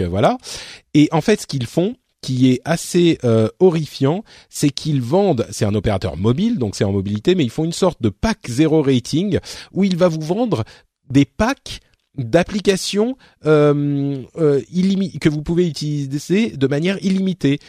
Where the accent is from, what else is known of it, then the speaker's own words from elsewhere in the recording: Paris, Île-de-France, France; je suis parisien